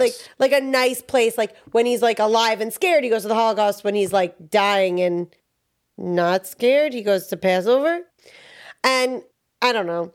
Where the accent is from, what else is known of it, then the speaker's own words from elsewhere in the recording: New York, United States; I'm from New York